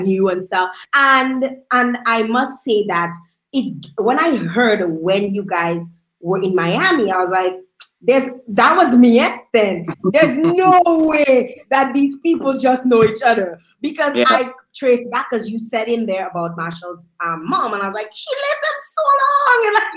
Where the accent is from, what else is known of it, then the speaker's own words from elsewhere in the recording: Dominica; I'm born and bred in Dominica